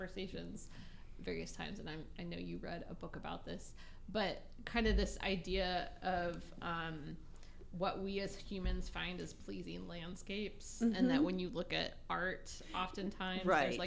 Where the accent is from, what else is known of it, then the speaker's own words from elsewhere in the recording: Nebraska, United States; moved away as an adult; also born or lived in Florida; I grew up in Nebraska in the plains